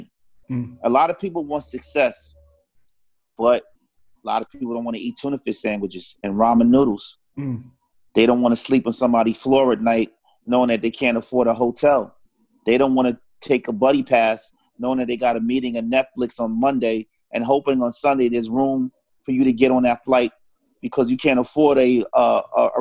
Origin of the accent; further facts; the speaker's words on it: New York City, New York, United States; also born or lived in Harlem; growing up in Far Rockaway